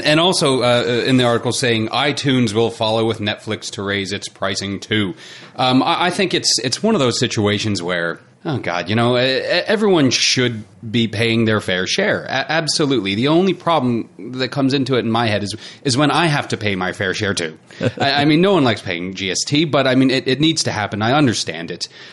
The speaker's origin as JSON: {"language": "English", "country": "United States", "moved": "yes", "lives_now": "New Zealand", "said": "am American"}